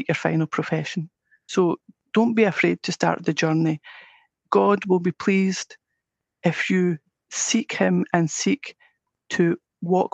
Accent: Scotland, United Kingdom; accent: Scottish; I'm Scottish with my accent

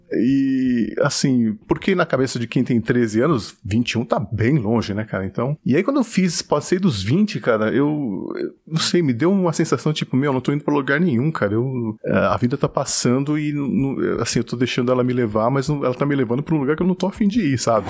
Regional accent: São Paulo, Brazil; also born or lived in Japan; Eu sou de São Paulo. Capital

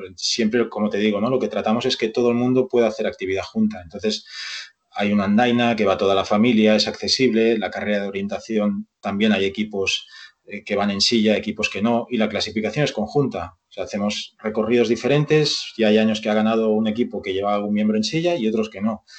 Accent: Barcelona, Catalonia, Spain; moved away as an adult; now in Vigo, Spain; yo nací en Barcelona y estudié allí INEF. Eh, Todos mis estudios fueron allí

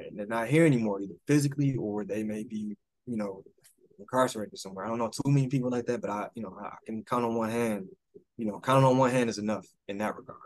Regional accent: Detroit, Michigan, United States; I'm still from Detroit

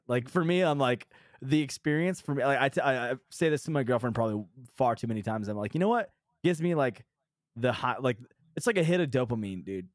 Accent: New Hampshire, United States; moved away; I'm from New Hampshire

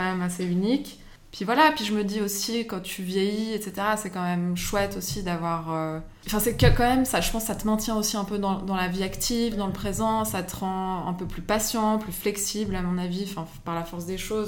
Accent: Geneva, Switzerland; j'habite à Genève, j'ai grandi à Genève

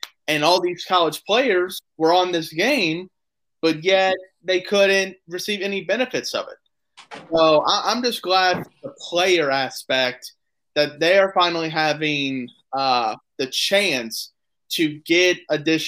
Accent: Louisville, Kentucky, United States; we're all from Louisville, Kentucky

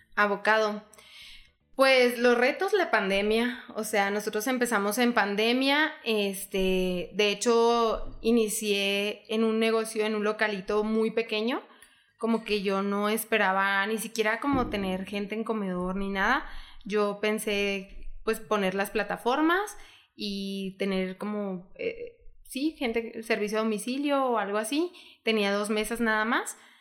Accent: Hidalgo del Parral, Chihuahua, Mexico; vivimos en Parral y que somos de Parral

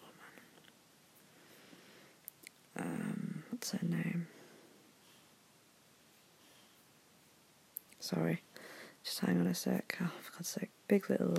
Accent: Yorkshire and the Humber, United Kingdom; I'm from Yorkshire

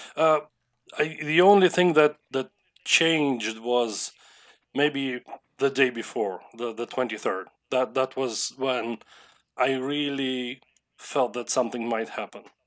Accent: Lviv, Lviv Oblast, Ukraine; I was born in Lviv and I have lived in Lviv as my main hometown for my entire life. That's in the west of Ukraine.

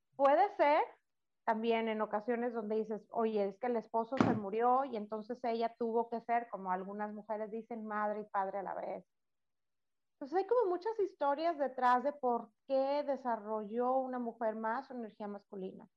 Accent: Monterrey, Nuevo León, Mexico; somos de Monterrey

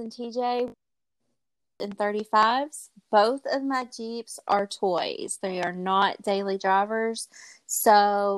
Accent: Kentucky, United States; I'm from Kentucky

